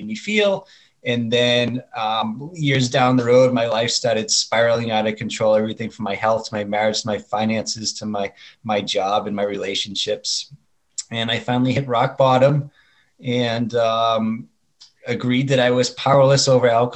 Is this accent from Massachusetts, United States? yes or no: yes; Boston, Massachusetts, United States; now in Chandler, United States; I live in Chandler, Arizona. I grew up in Boston, Massachusetts.